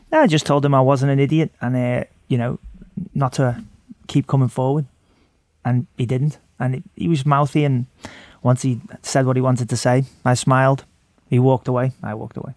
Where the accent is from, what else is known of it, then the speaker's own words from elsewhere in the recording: Liverpool, North West England, United Kingdom; moved away; I come from Liverpool